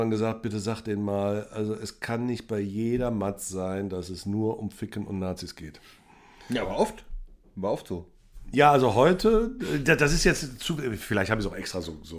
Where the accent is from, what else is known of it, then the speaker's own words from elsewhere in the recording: Cologne, North Rhine-Westphalia, Germany; also mein Botzenburg ist natürlich leider meine Heimatstadt Köln.